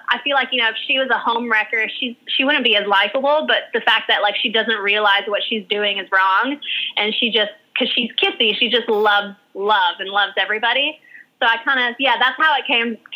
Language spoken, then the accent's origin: English; Hawaii, United States; born there; now in New York, United States; … was the name that was given to me when I was born in Hawaii. It's a Hawaiian name, and it means heavenly eyes. And um, my aunt named me that. Um, and yeah, so that when I moved to New York